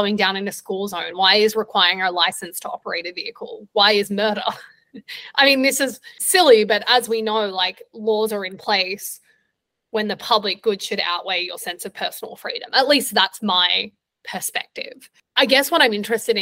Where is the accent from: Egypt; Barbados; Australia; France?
Australia; moved away as an adult; also born or lived in Vietnam; now in New York, United States; As an Australian